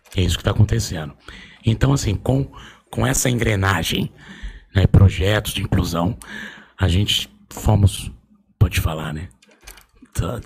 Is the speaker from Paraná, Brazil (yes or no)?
no; Osasco, São Paulo, Brazil; Nasci criado em Osasco